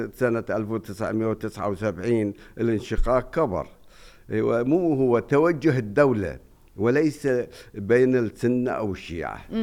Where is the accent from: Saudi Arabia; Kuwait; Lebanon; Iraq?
Iraq; Najaf, Najaf Governorate; عندنا بالنجف